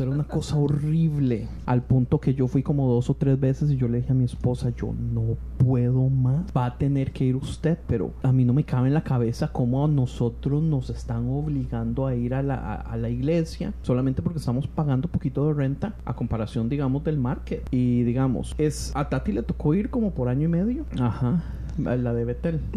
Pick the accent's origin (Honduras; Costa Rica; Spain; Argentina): Costa Rica; moved away; yo vengo de Costa Rica donde donde la gente hace lo que sea para llegar al grupo de jóvenes